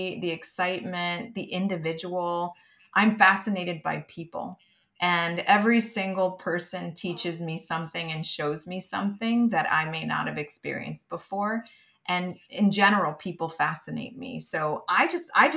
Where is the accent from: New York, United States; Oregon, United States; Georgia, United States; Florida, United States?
New York, United States; New York City; growing up in Brooklyn, New York